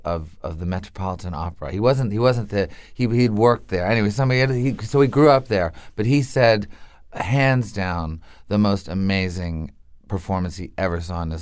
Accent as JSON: {"language": "English", "town": "Montreal", "region": "Quebec", "country": "Canada", "tie": "born or raised there", "said": "I had to go to French school because it was by law. It was during the separatist years"}